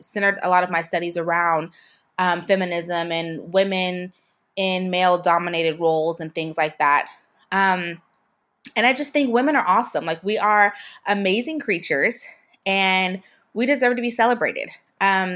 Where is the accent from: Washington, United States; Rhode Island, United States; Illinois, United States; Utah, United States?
Washington, United States; Seattle; moved away as an adult; also born or lived in Pensacola, Florida; I was born in Seattle